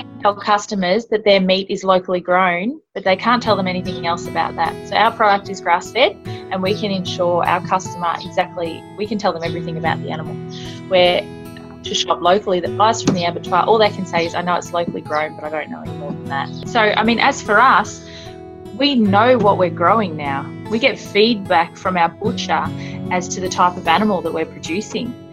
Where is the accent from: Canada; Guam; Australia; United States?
Australia; Howlong, New South Wales; I grew up in Howlong, which is 20 minutes out